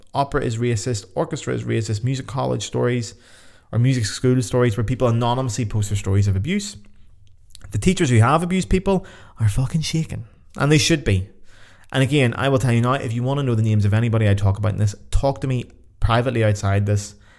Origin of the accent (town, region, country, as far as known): Belfast, Northern Ireland, United Kingdom; moved away as an adult